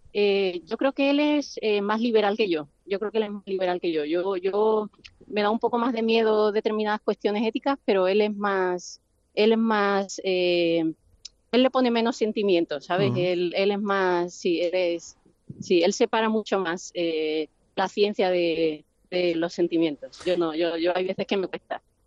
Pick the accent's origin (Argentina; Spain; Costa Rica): Spain; Cádiz, Andalusia; moved away as an adult; now in Solana Beach, United States; yo soy andaluza